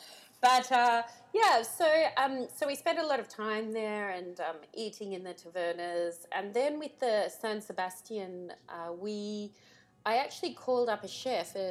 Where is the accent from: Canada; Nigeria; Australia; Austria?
Australia; Tamworth, New South Wales; now in Mount Macedon, Australia; I grew up in Tamworth